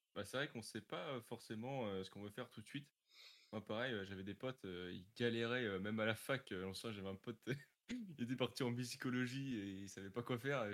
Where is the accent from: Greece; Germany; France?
France; Normandy; j'avais été à France 3 à Dieppe, parce que je suis de Normandie